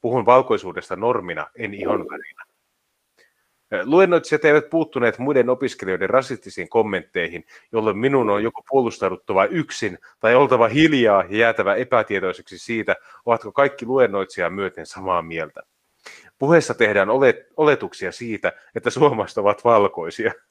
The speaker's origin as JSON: {"language": "Finnish", "country": "Finland", "said": "En ole maahanmuuttaja, olen syntyperäinen suomalainen."}